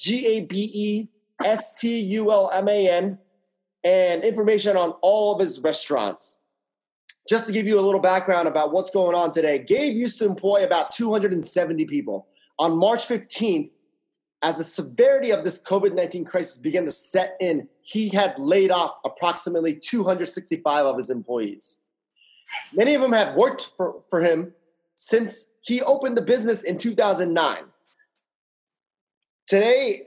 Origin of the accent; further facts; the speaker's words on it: Fairfax, Virginia, United States; Hailing from my hometown in Fairfax, Virginia